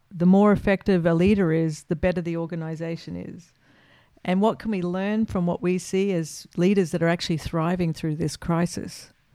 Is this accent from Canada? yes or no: no; Australia; as an Australian